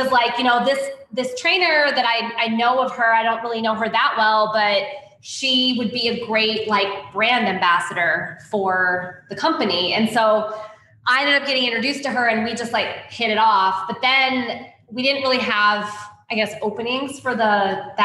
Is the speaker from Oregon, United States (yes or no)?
yes; Portland, Oregon, United States; moved away as an adult; also born or lived in New York City; I'm originally from Portland, Oregon, from the West Coast. And I moved to New York City knowing two people in 2010